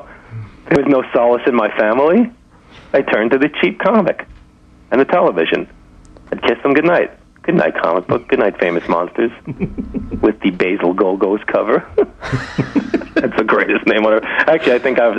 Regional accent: New York City, New York, United States; also born or lived in Staten Island; I'm from Brooklyn

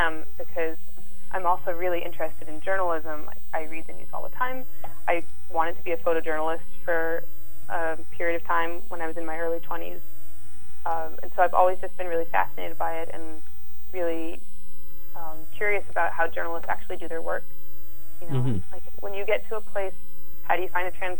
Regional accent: Massachusetts, United States; I'm come from Massachusetts

